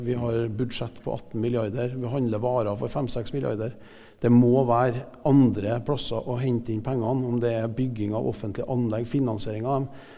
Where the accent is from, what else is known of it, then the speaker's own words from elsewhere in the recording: Klæbu, Trøndelag, Norway; also born or lived in United States; now in Trondheim, Norway; jeg vokste opp i Klæbu eh, mesteparten av tida.